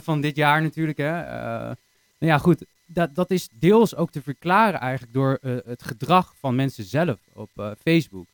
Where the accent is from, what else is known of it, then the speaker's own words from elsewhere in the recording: Harderwijk, Gelderland, Netherlands; geboren en getogen in het mooie, pittoreske Harderwijk.